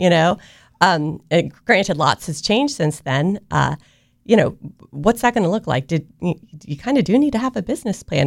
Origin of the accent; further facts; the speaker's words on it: Avon Park, Florida, United States; also born or lived in South America; I was raised in Florida for, for the most part. So I, you know, I graduated from high school in South Florida, but I spent most of my life in a very, very small town, Central Florida, uh, Avon Park